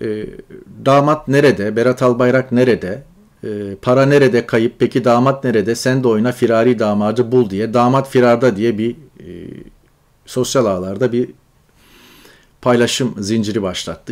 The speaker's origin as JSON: {"language": "Turkish", "region": "Çukurova", "country": "Turkey", "also_born_or_lived": "Ankara / Istanbul", "moved": "as an adult"}